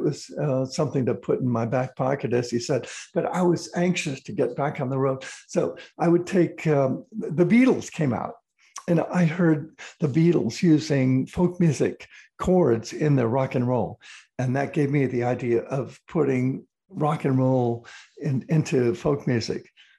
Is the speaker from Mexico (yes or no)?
no; Chicago, Illinois, United States; And from Chicago, I'd never tasted avocado before.